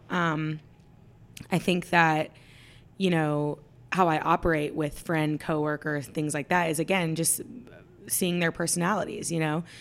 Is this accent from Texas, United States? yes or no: yes; Dallas, Texas, United States; I'm from Dallas. I was born and raised here